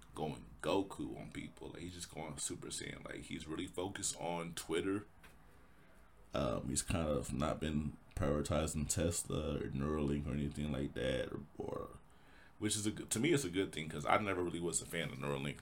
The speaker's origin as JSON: {"language": "English", "town": "Indianapolis", "region": "Indiana", "country": "United States", "tie": "born or raised there", "said": "Born and raised in Indy, Indianapolis, Indiana"}